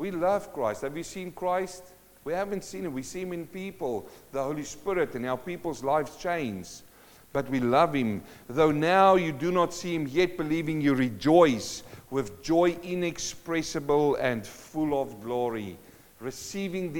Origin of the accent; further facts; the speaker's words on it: South Africa; moved away; I come from South Africa in a mining town